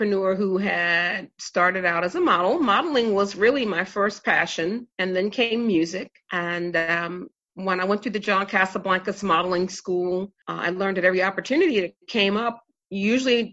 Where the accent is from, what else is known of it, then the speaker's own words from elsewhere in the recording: Maryland, United States; growing up in Maryland and in the USA